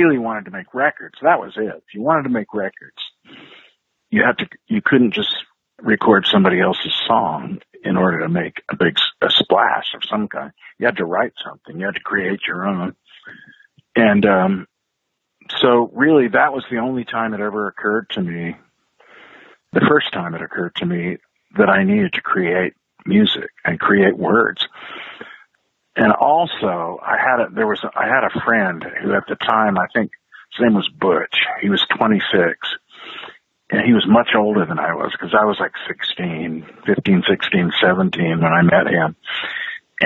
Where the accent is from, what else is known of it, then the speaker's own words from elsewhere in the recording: eastern Oregon, United States; also born or lived in Wisconsin / Idaho; I grew up in the Pacific Northwest. Yeah. I was born in Wisconsin. And when I was very young, about 7 years old, my family moved to Oregon